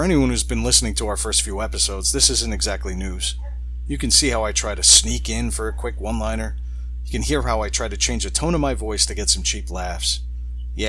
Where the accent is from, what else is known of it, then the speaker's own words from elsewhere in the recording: Long Island, New York, United States; I'm an Irish-Italian from Long Island